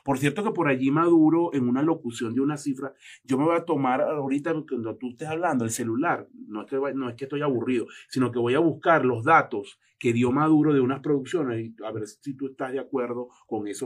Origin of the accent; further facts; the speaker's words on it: Anaco, Anzoátegui, Venezuela; Anaco, Estado Anaco, una cosa olvidada.